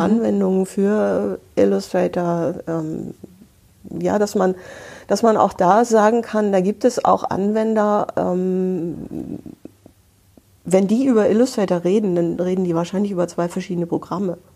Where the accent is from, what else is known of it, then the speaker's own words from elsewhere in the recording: Hamburg, Germany; ich bin Hanseatin, dritte Generation in Hamburg geboren.